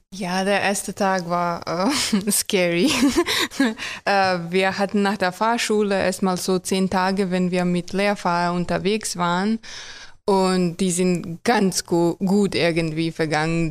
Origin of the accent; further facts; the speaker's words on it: Croatia; German is a second language; moved away as an adult; now in Germany; Ich komme aus Kroatien.